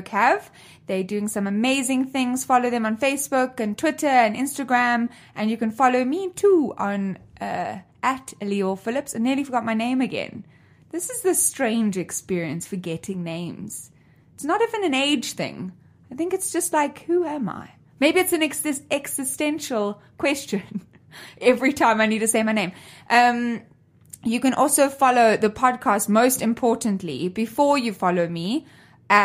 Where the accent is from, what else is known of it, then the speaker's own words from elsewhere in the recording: South Africa; I grew up in South Africa with 11 different languages